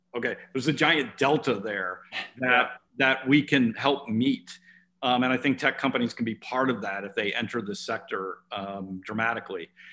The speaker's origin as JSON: {"language": "English", "region": "Oregon", "country": "United States", "said": "my home state of Oregon"}